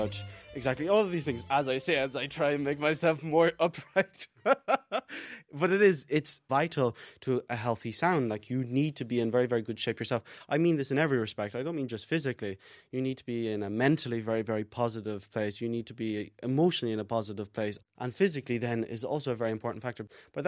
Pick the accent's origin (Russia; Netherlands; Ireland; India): Ireland; Kilkenny, Leinster; also born or lived in Dublin, Ireland / London, United Kingdom / Switzerland; I'm a violinist. I'm from Kilkenny in Ireland